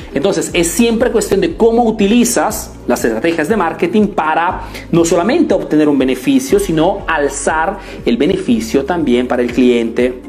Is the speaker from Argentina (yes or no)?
no; Italy; born or raised there; Spanish is a second language; also born or lived in Peru